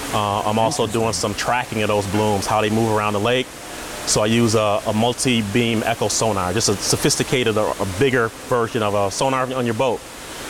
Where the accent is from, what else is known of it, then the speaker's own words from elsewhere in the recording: Jackson, Michigan, United States; now in Dearborn, United States; I am from Jackson, Michigan originally. Now I'm in Dearborn, Michigan, which is just outside of Detroit.